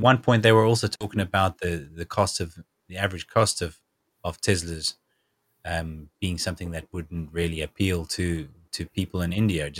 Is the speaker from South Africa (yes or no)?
yes; South Africa; Even today, I'm still reading comments from various people I know back in South Africa who are absolutely fed up with the load shedding that is going on even now.